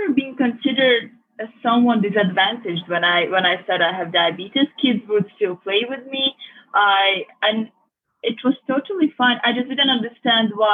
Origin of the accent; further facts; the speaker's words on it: Budapest, Hungary; now in London, United Kingdom; I was born and raised in Budapest, Hungary